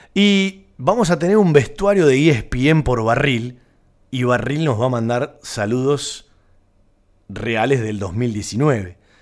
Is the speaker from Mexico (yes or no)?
no; Banfield, Buenos Aires Province, Argentina; los que nacimos en Banfield, eh, somos de Banfield